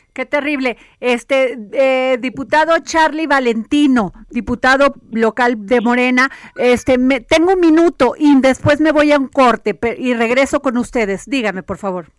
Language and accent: Spanish; Veracruz, Mexico; yo soy sureña, soy de Veracruz